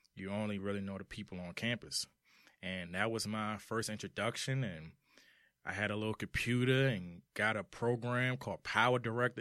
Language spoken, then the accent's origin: English; Washington, District of Columbia, United States; also born or lived in Charlotte, North Carolina; I'm from Washington, D C